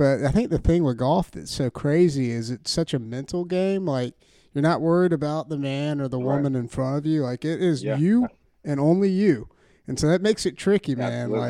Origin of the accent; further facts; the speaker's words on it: Augusta, Georgia, United States; I know I am from Augusta